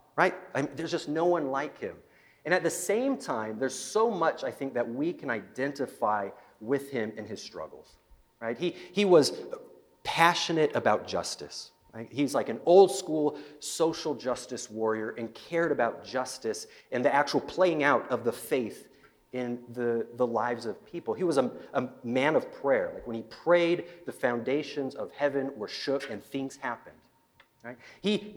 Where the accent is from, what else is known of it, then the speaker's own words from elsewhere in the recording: Salt Lake City, Utah, United States; now in Nampa, United States; I'm originally from Utah, the Salt Lake area